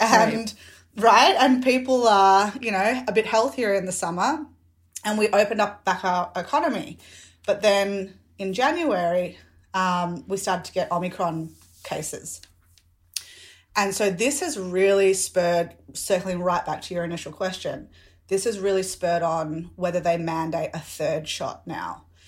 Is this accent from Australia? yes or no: yes; Victoria, Australia; especially being an Australian, and especially being a Victorian